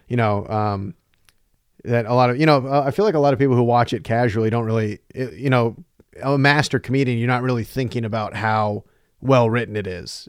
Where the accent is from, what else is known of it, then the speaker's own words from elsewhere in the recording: North Carolina, United States; moved away as an adult; now in Chicago, United States; I'm from North Carolina originally